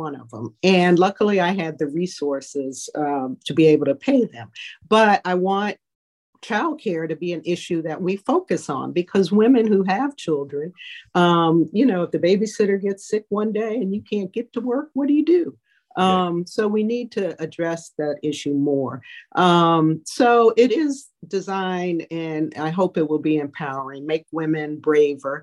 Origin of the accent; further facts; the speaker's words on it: Greensboro, North Carolina, United States; moved away; also born or lived in Fort Jackson, South Carolina / Germany / Washington, D.C. / Compton, California; I grew up in Greensboro, North Carolina